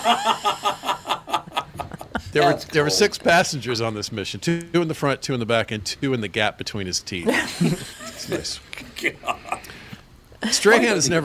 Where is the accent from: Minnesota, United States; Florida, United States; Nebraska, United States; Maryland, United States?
Florida, United States; I was born in Florida. I love Florida